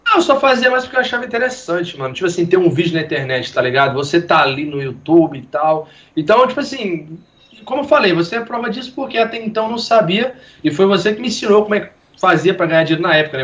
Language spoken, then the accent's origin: Portuguese; Minas Gerais, Brazil; accent: mineiro; moved away as an adult; now in Rio de Janeiro, Brazil; A gente é de Vila Gabriel Passo, né? Minas Gerais aí. Cidadezinha pequena